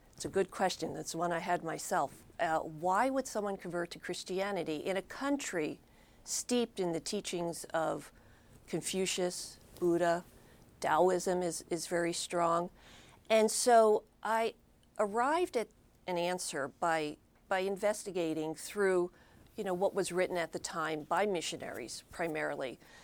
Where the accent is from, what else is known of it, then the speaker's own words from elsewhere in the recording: Philadelphia, Pennsylvania, United States; I grew up in Philadelphia